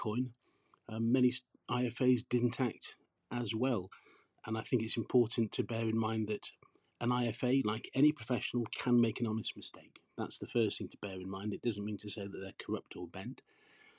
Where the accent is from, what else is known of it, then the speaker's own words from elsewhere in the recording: Port Talbot, Wales, United Kingdom; I grew up in Port Talbot. I'm English, but I grew up in this steel town, and it's the place that I call home